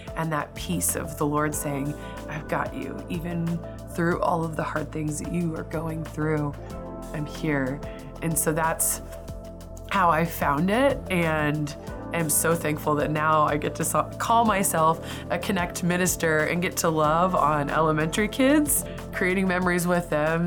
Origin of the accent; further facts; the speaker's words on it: Hastings, Nebraska, United States; I grew up in Hastings, Nebraska